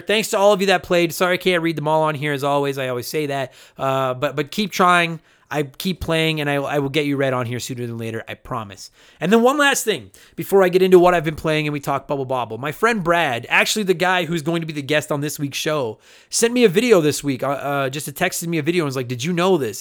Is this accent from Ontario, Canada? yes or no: no; Alberta, Canada; accent: Alberta; that's my Alberta accent